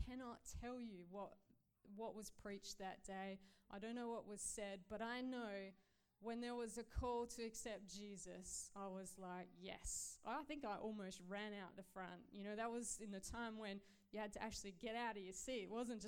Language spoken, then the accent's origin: English; Australia; I grew up in Australia, and I had no context, really, of who God was